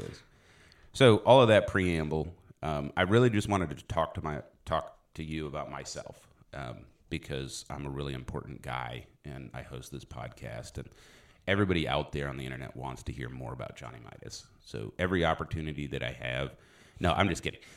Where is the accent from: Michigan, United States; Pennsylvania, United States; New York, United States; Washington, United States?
Pennsylvania, United States; Philadelphia; moved away; also born or lived in South Dallas, Texas; I was born in Philly